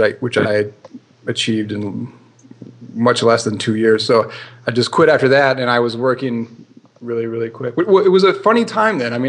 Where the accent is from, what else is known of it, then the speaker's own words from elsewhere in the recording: Midwest, United States; moved away as an adult; also born or lived in California / Singapore; growing up in the Midwest